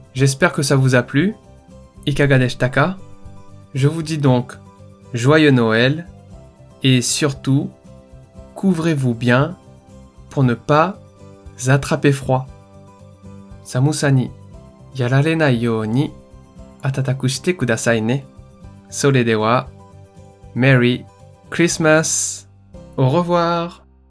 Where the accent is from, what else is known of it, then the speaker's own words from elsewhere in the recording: Réunion; moved away; je suis originaire de l'île de la Réunion, une île française encore bien peu connu au Japon.